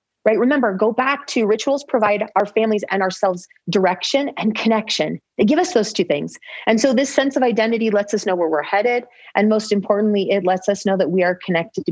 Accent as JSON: {"language": "English", "region": "California", "country": "United States", "tie": "born or raised there", "said": "growing up in California"}